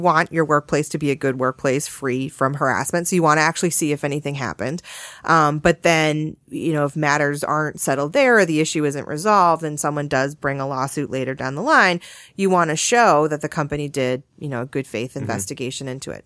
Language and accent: English; Massachusetts, United States; now in Connecticut, United States; I grew up in Massachusetts